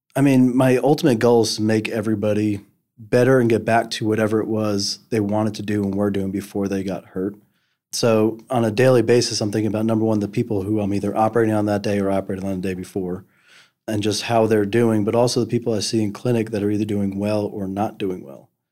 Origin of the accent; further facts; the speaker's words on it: New Jersey, United States; moved away as an adult; now in Memphis, United States; I grew up in New Jersey